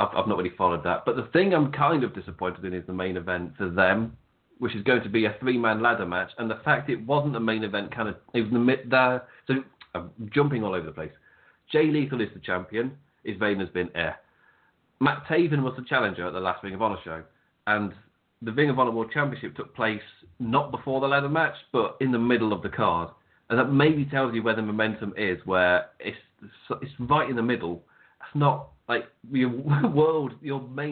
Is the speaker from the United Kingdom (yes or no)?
yes; England, United Kingdom; we're English